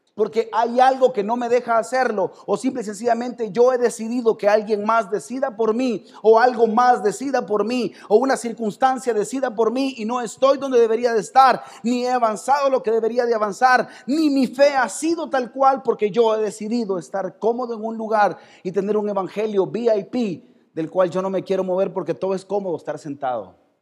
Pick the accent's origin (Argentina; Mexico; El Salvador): El Salvador; Somos salvadoreños